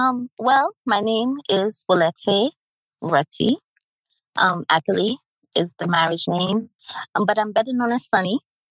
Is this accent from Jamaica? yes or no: yes; Jamaica; also born or lived in East Coast, United States; now in Sacramento, United States; I've been living here in the Sacramento area for maybe about 7 years now. My roots, though, are from Jamaica and the East Coast. So coming from Jamaican parents and also growing up in Jamaica, part of my life